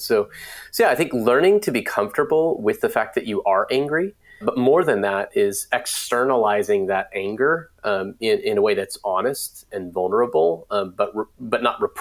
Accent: Raleigh, North Carolina, United States; I am from Raleigh, North Carolina.

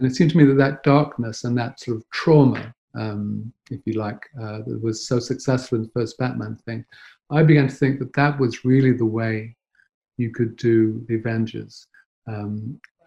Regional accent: Nottingham, East Midlands, United Kingdom; moved away; I was brought up in Nottingham

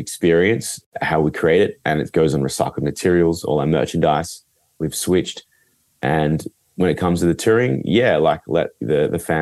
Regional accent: Northern Rivers, New South Wales, Australia; we're from the Northern Rivers. It's a beautiful, beautiful place

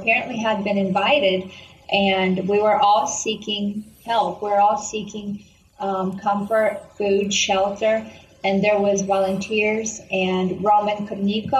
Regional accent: Kyiv, Ukraine; I grew up in Kyiv, Ukraine

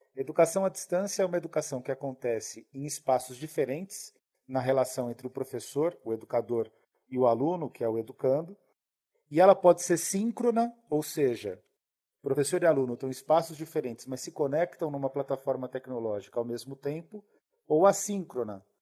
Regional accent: São Paulo, Brazil; Eu sou de Pirituba

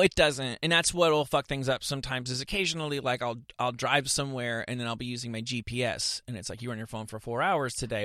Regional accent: suburban New Jersey, United States; also born or lived in Bloomfield, New Jersey; I am from suburban New Jersey

